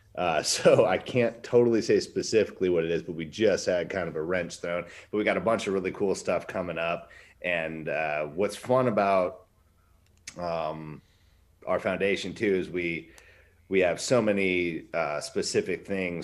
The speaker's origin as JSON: {"language": "English", "town": "Wasilla", "region": "Alaska", "country": "United States", "tie": "born or raised there", "said": "I built a skate park in my hometown. Um, hmm battled against that when Sarah Palin was our mayor"}